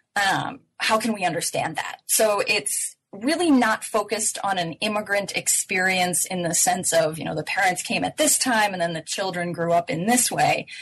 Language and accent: English; United States; being American